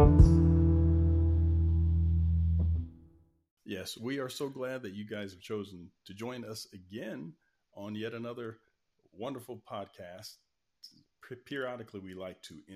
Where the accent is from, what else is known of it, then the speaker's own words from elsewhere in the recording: Tennessee, United States; I'm from the South, from Tennessee.